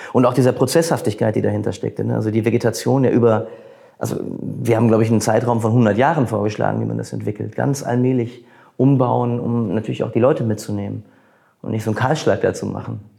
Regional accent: Bochum, North Rhine-Westphalia, Germany; ich bin auch ein Bochumer Junge

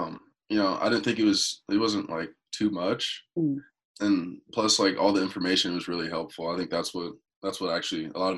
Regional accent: Indiana, United States; So I'm actually from Indiana.

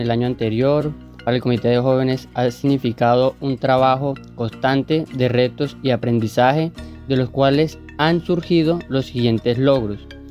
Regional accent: Bonda, Magdalena, Colombia; soy de la zona de Bonda

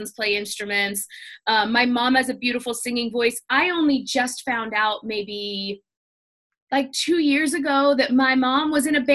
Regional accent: Georgia, United States; also born or lived in Houston, Texas; now in Nashville, United States; I grew up in Georgia. I was actually born in Texas. We did not live there very long.

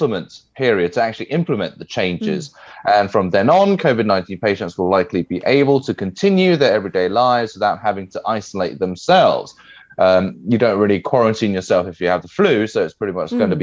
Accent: England, United Kingdom; moved away; I'm from England

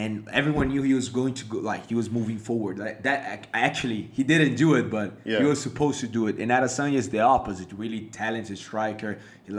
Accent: Fortaleza, Ceará, Brazil; now in Hong Kong; I'm from Fortaleza. Fortaleza is a city in the northeast of Brazil

